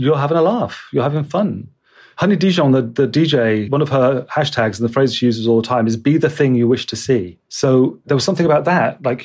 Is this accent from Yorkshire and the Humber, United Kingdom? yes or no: no; Bristol, South West England, United Kingdom; moved away as an adult; also born or lived in London; stuff I'd done in Bristol, which is my hometown